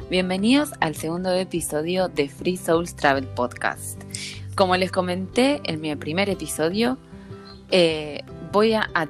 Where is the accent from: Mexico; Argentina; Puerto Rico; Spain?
Argentina; Salto Grande, Santa Fe; Somos todos de Santa Fe, somos todos santafesinos.